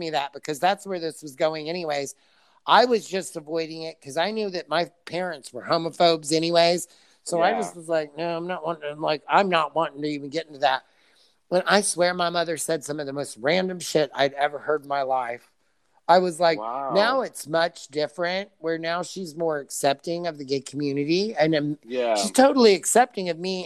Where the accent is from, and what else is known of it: Franklin, Indiana, United States; born or raised there